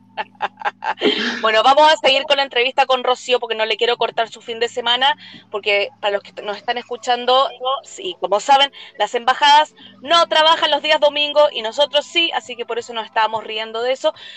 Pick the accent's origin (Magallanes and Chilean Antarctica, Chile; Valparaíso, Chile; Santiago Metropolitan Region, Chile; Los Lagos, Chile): Santiago Metropolitan Region, Chile; Santiago; moved away; yo me crecí en Providencia